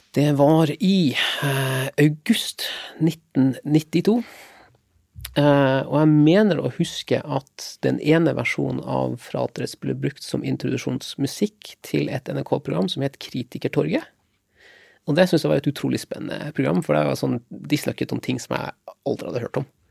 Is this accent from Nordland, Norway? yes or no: yes; Lofoten, Nordland, Norway; Jeg er 46 år, og jeg kommer ifra Lofoten.